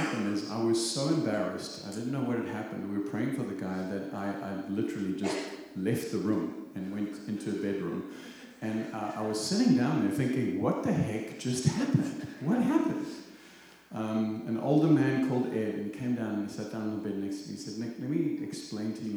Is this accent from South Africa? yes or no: yes; South Africa; accent: South African; also born or lived in Zimbabwe; now in United States; I am Zimbabwean by birth, South African by accent. I'm American by choice